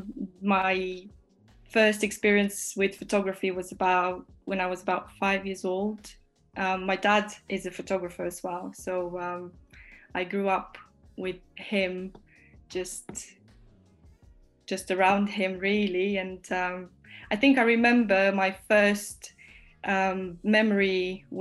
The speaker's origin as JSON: {"language": "English", "country": "Romania", "moved": "yes", "lives_now": "Northampton, United Kingdom", "said": "I'm from Romania, but I live in UK."}